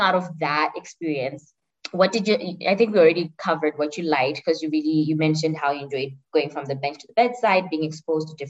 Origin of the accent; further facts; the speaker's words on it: Zimbabwe; now in Rwanda; I'm from Zimbabwe